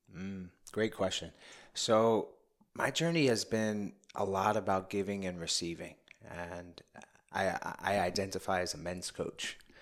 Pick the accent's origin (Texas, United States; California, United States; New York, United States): New York, United States; New York City; I grew up in the Bronx